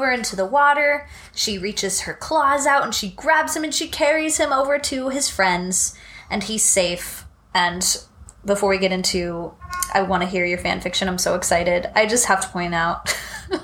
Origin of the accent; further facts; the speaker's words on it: California, United States; I grew up in California